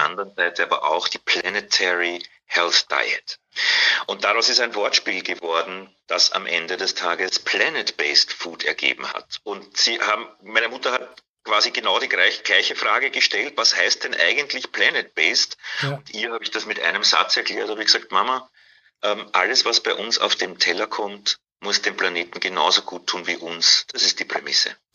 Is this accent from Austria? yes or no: yes; Vienna, Austria; accent: Austrian; moved away as an adult; also born or lived in Hamburg; now in Berlin, Germany; Wien, genau, ich bin, bin in Wien geboren und aufgewachsen